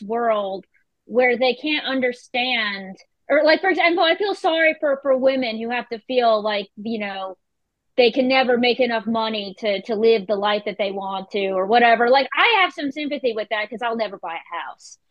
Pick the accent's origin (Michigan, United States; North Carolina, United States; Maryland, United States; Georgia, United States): North Carolina, United States; Carthage; I grew up in Carthage, North Carolina